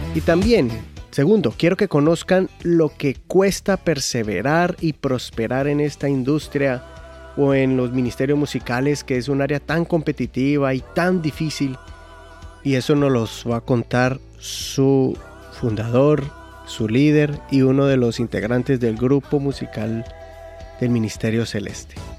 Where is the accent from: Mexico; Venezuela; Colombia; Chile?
Colombia; moved away as an adult; como colombianos